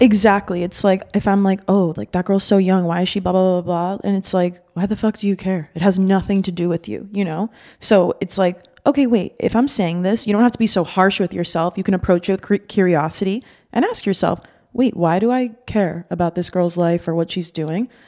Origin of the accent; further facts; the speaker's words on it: Miami, Florida, United States; also born or lived in Boston; I'm from Miami, was born and raised here